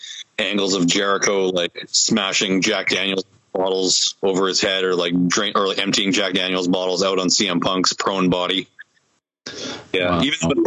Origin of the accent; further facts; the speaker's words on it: Winnipeg, Manitoba, Canada; And we're from Winnipeg, you idiots.